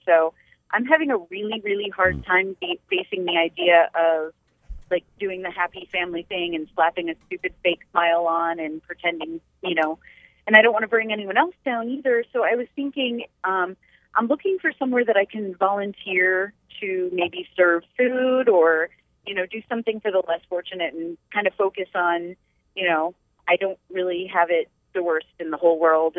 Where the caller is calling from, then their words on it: Lake Worth, Florida, United States; I'm in Lake Worth.